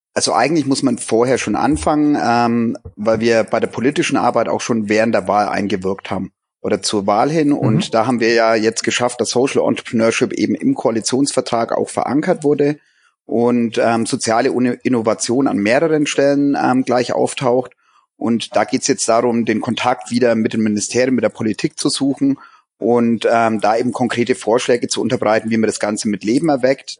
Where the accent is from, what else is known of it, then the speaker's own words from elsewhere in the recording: Germany; bei uns in Deutschland